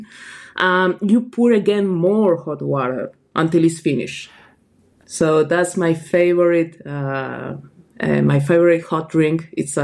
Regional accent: Argentina; moved away; I am originally from Argentina

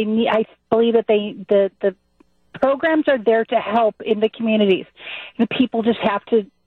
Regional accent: Chicago, Illinois, United States; moved away; I grew up in Chicago. I can no longer go in my old neighborhood because it has gotten so run down

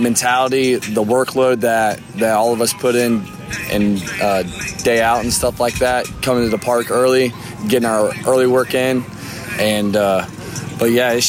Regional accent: Sarasota, Florida, United States; I'm from South Florida, Sarasota area

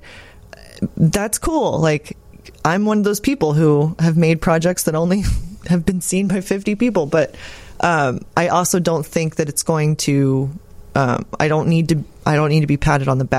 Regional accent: Austin, Texas, United States; I'm from Austin

